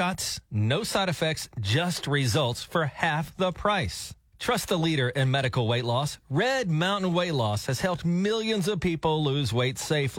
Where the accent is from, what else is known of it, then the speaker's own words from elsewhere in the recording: United States; I'm an American.